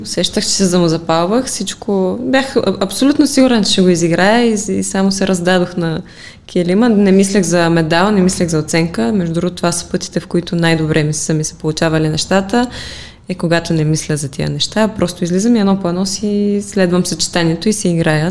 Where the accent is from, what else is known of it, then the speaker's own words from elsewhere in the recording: Pleven, Pleven Province, Bulgaria; Аз лично го приемам вътрешно, защото си е моя роден град